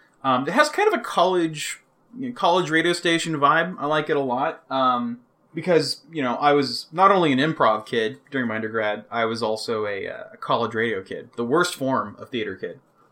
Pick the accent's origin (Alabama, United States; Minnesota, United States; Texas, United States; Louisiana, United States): Texas, United States; Fort Worth; I'm from Fort Worth. I did most of my undergrad in Lubbock, Texas.